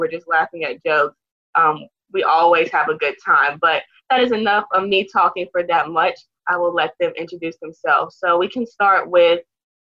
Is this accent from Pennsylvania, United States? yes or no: no; Greenville, South Carolina, United States; I am a sophomore from Greenville, South Carolina